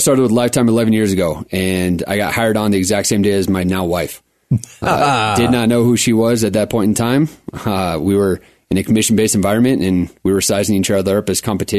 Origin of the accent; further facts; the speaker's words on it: Centennial, Colorado, United States; also born or lived in Phoenix, Arizona / Fort Collins, Colorado; now in Colorado Springs, United States; Cherry Creek High School in Denver, Centennial area.